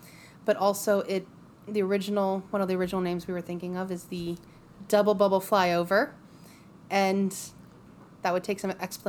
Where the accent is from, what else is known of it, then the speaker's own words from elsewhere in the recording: Columbus, Ohio, United States; So I have lived in Ohio my entire life. I was born and raised in Columbus